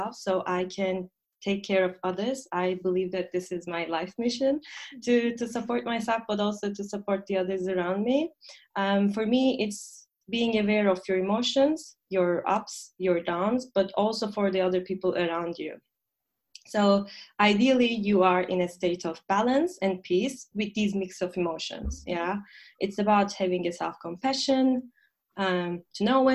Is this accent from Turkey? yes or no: yes; Turkey; moved away as an adult; now in Berlin, Germany; I come from Turkey and I moved to Germany for about 6 years ago, right after my master's studies.